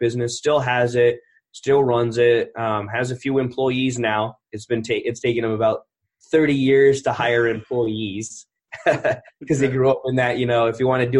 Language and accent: English; California, United States; born there; I was born in Northern California, Mather Air Force Base.